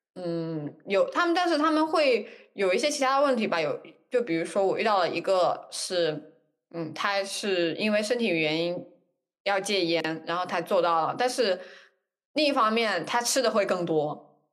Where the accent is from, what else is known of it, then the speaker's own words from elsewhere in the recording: China; 我们中国人